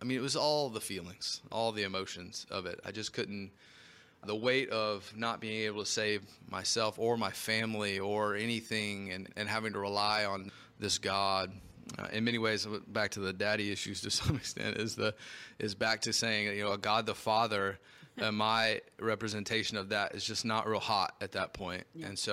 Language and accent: English; Knoxville, Tennessee, United States; moved away as an adult; now in St. Louis, United States; I'm originally from Knoxville, Tennessee, born and raised. I was there for 19 years.